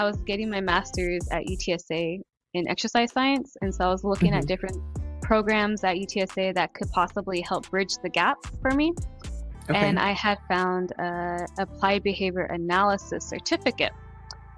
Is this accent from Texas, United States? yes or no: yes; San Antonio, Texas, United States; also born or lived in Corpus Christi; I am from San Antonio. My family's from Corpus.